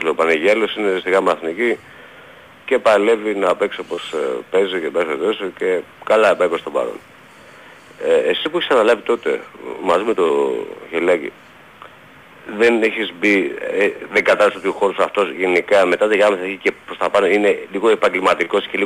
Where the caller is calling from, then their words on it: Aigio, Western Greece, Greece; από Αίγιο